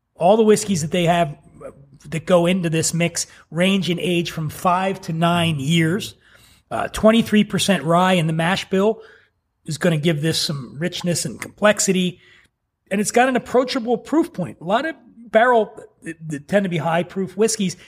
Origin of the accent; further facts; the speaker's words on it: Philadelphia, Pennsylvania, United States; I grew up poor in Philly